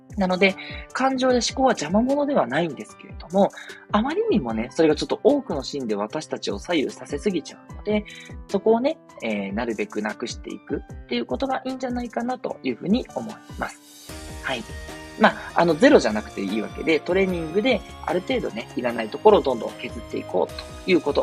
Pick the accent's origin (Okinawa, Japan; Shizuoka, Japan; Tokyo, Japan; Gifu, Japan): Tokyo, Japan; 私たち東京の人間